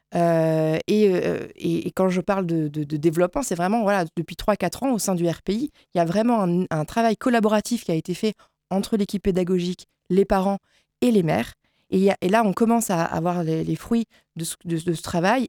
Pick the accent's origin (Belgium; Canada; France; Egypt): France; Saint-Marceau; je suis habitante de Saint-Marceau